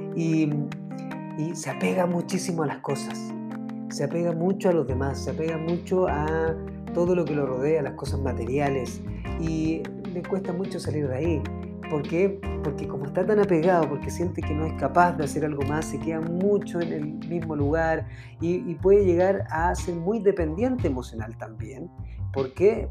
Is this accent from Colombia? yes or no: no; Chile; yo soy de Chile